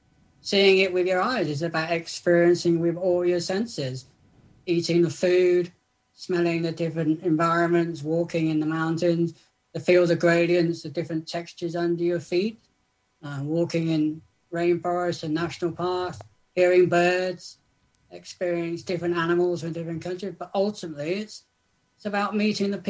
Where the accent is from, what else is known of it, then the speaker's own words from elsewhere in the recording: South West England, United Kingdom; I'm from Southwest England